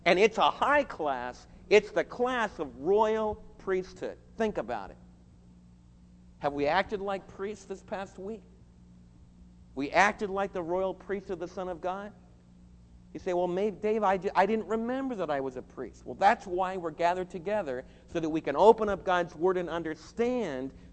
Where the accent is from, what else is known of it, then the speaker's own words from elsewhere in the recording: United States; as American believers